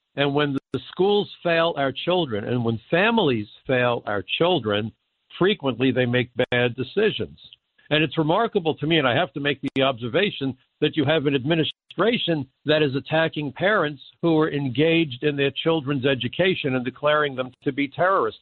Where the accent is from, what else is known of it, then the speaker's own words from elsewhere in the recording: New York City, New York, United States; growing up in Brooklyn, and I'm on the wrong side of 70